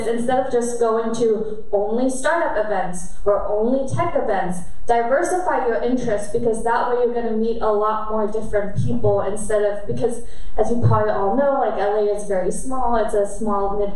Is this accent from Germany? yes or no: yes; Germany; moved away; I grew up in Germany and I'm half Korean